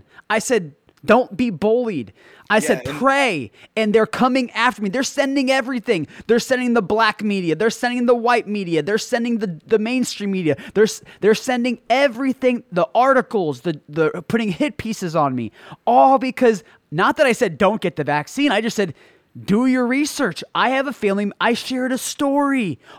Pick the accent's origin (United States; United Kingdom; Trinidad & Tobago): Trinidad & Tobago; because I came from Trinidad. I was born in Trinidad. I was raised broke and poor. I know I'm not forgetting where I come from, and I'm not forgetting about my family. And I have family in Trinidad.